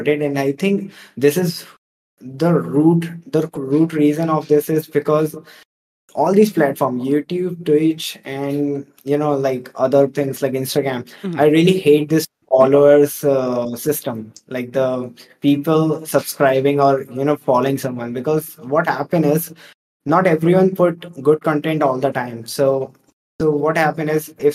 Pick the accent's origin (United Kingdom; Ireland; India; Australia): India; I'm from India